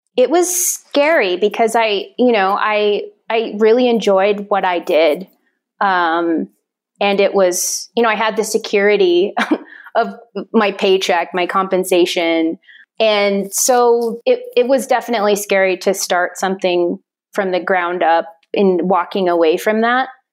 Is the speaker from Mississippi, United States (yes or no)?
no; Fort Berthold Reservation, Western North Dakota, United States; moved away as an adult; also born or lived in Stanford, California; now in Albuquerque, United States; I grew up in Western North Dakota on the Fort Berthold Reservation.